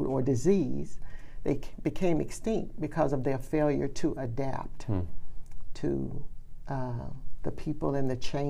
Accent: Birmingham, Alabama, United States; growing up in Birmingham

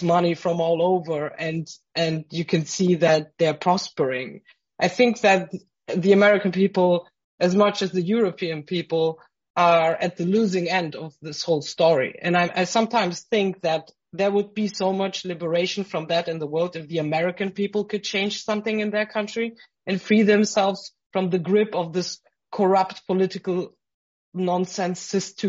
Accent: Frankfurt, Hesse, Germany; I grew up in Frankfurt

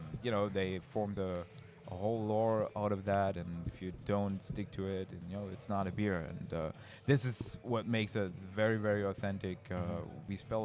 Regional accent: near Hanover, Lower Saxony, Germany; moved away as an adult; also born or lived in Berlin; now in North Carolina, United States; And I grew up very close to Hanover

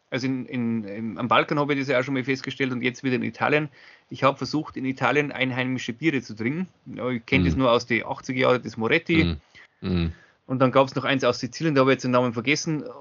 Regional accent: Zwiesel, Bavaria, Germany; Also ich habe extra für Leroy aus meiner Heimatstadt Zwiesel äh, Bier organisiert.

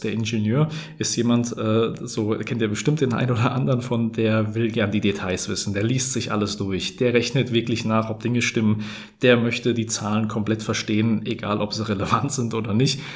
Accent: Hesse, Germany; ich komme aus dem Gebiet Bergstraße, aus der schönen Bergstraße kann man sagen

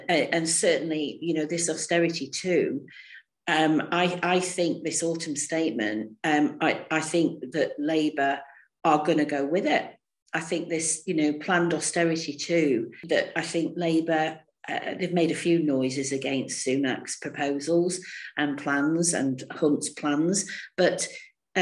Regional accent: the North, the north of England, United Kingdom; as a Northerner

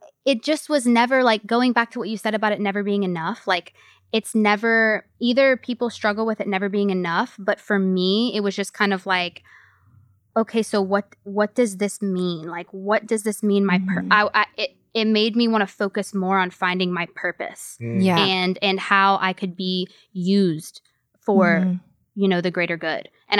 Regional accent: Louisiana, United States; I'm from Louisiana. So I'm, you know, across the country from everyone I've ever known in my whole entire life.

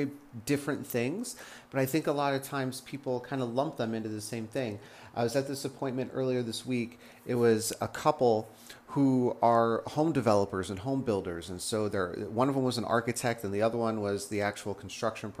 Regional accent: Las Vegas, Nevada, United States; moved away; I actually was born and raised in Vegas, which is desert, right

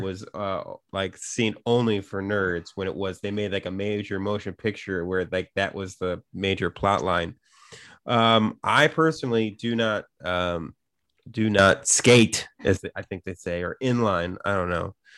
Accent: Chicago, Illinois, United States; growing up in Chicago where there's so many, like, you know, non-chain versions

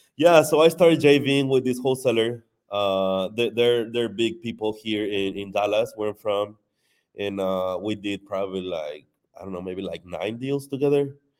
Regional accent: Mexico; moved away as an adult; now in United States; I wasn't born in Mexico, I was born here in the U S, but, um, I went to Mexico when I was, like, two years old, so I was raised in Mexico. I was in Mexico until twenty-three

